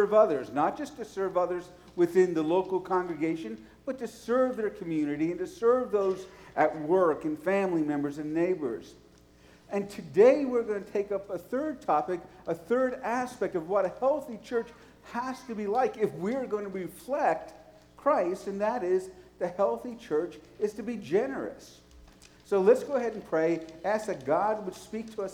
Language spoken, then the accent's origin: English; New York City, New York, United States; moved away; also born or lived in Nashville; I was from New York City